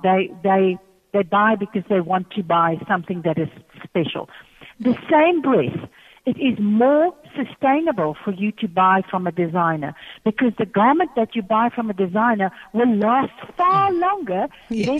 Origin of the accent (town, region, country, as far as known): South Africa